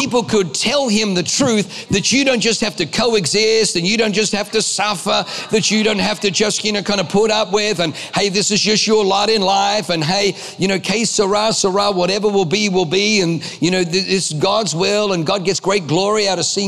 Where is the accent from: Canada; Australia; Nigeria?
Australia; also born or lived in Germany; I was born in Germany, grew up in Australia